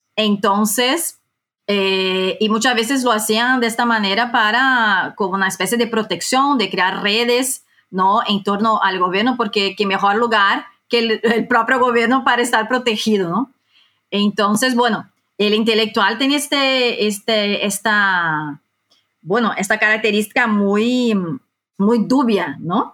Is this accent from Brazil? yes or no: yes; Brazil; Spanish is a second language; moved away as an adult; now in Madrid, Spain; yo soy eh, brasileña, aunque recientemente también em, tengo la nacionalidad española. Yo vivo hace 10 años en España